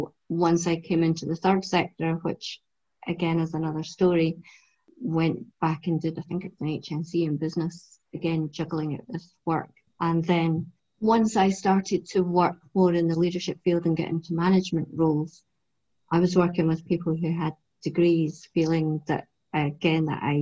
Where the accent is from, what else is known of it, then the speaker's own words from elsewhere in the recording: Edinburgh, Scotland, United Kingdom; I was brought up in North Edinburgh.